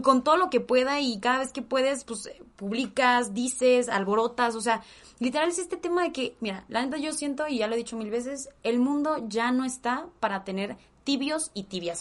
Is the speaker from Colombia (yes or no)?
no; Mexico; somos todos nosotros mexicanos y mexicanas de a pie